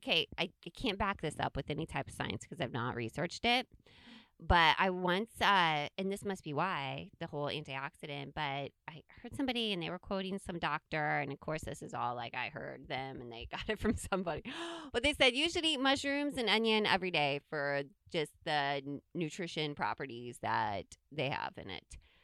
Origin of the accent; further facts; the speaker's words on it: Midwest, United States; we grew up in the Midwest and we have cornfields all around us